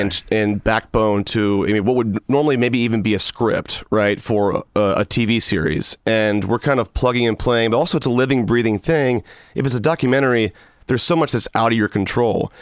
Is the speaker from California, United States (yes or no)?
no; Georgia, United States; my home state of Georgia